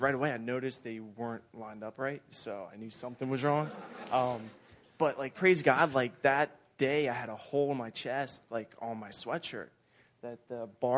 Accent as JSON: {"language": "English", "town": "Myerstown", "region": "Pennsylvania", "country": "United States"}